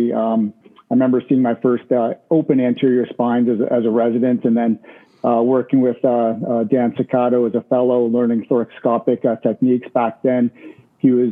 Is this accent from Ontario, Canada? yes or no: no; Halifax, Nova Scotia, Canada; So Halifax is my hometown.